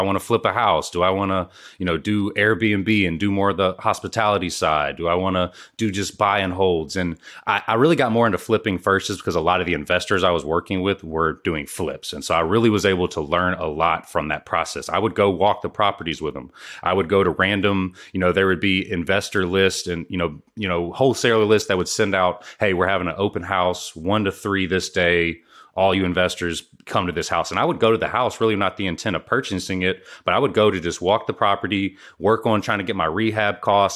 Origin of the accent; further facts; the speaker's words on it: Houston, Texas, United States; I'm from Houston, Texas